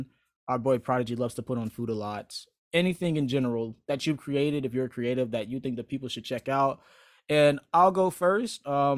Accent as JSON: {"language": "English", "region": "Florida", "country": "United States", "accent": "Northern", "lives_now": "Georgia, United States", "said": "I'm like, no, I'm from Florida, but my mom and my dad are from Chicago. And I guess I got that Northern accent."}